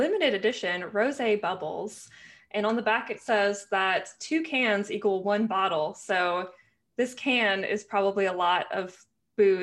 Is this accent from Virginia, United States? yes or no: no; Arlington, Texas, United States; moved away as an adult; now in Seattle, United States; I'm from Arlington, Texas.